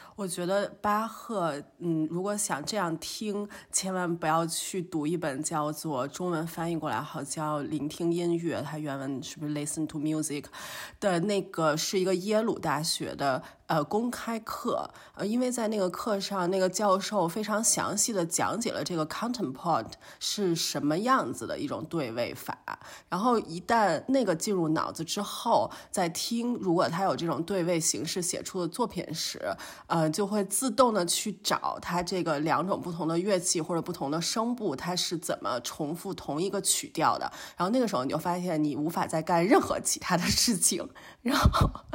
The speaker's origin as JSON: {"language": "Chinese", "country": "China", "tie": "born or raised there", "moved": "yes", "lives_now": "Germany", "said": "我们都是生于中国，然后来到了德国"}